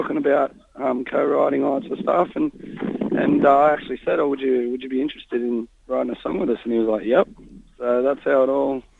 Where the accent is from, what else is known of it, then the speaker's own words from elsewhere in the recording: Sydney, New South Wales, Australia; we're from Sydney, Australia